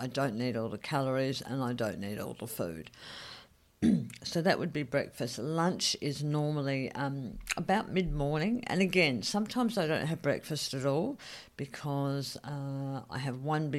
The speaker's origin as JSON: {"language": "English", "country": "Australia", "also_born_or_lived": "Saigon, Vietnam", "moved": "yes", "said": "as an Australian"}